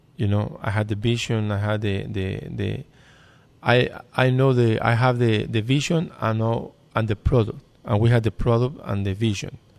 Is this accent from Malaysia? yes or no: no; Mexico; English is a second language; now in United States; I come from Mexico.